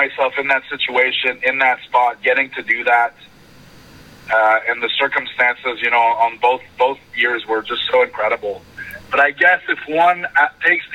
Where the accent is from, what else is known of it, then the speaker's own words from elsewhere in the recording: Montreal, Quebec, Canada; moved away as an adult; now in Orlando, United States; Canadiens, my hometown team